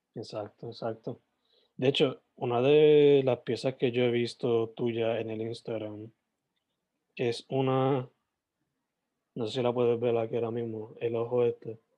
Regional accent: Sabana Grande, Puerto Rico; yo soy de, originalmente de Sabana Grande

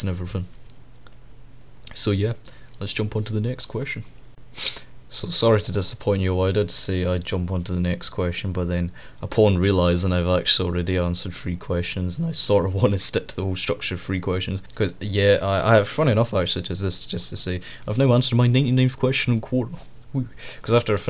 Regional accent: Scotland, United Kingdom; the distance between my hometown and a big city, because that's what it is. This town is basically just a midpoint for all the cities.

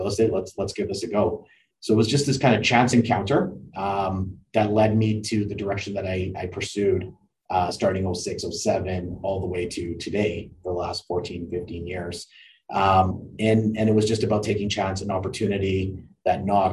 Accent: Calgary, Alberta, Canada; also born or lived in Italy; Born and raised in Calgary

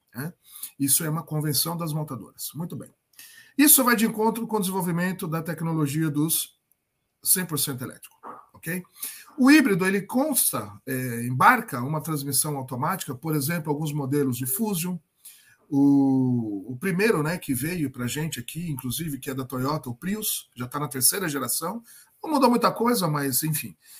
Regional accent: Sorocaba, São Paulo, Brazil; Eu sou é, aqui de Sorocaba

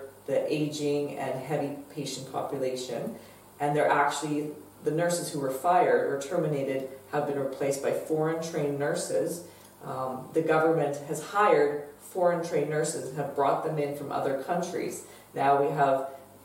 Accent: Canada; proud of being a Canadian again

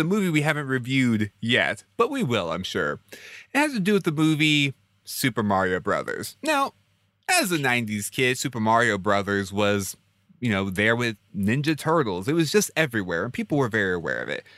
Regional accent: Houston, Texas, United States; I grew up in Houston

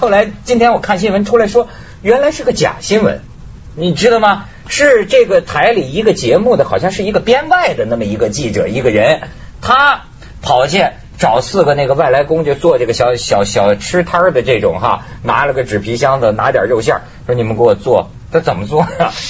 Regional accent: Guangdong, China; 我广东人吃老鼠，我跟你说，我亲眼见过是什么？

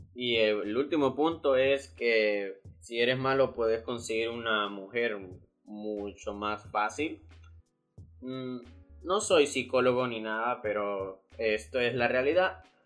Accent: Honduras; aquí en mi país Honduras

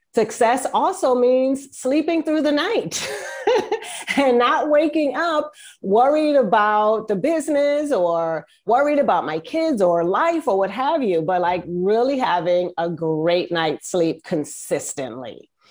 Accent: East Coast, United States; now in Northern California, United States; I am from the East Coast, but right now I live in Northern California

